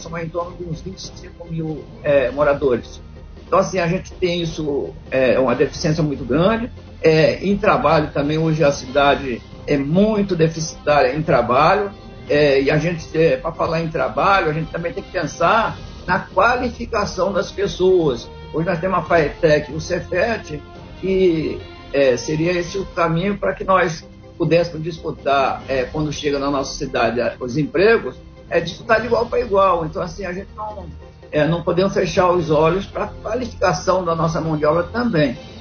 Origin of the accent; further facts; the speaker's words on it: Angra dos Reis, Rio de Janeiro, Brazil; also born or lived in Frade, Angra dos Reis / Bracuí, Angra dos Reis; eu sou angrense, sou nascido aqui, estou de origem lá do Ariró. Eu nasci no Ariró.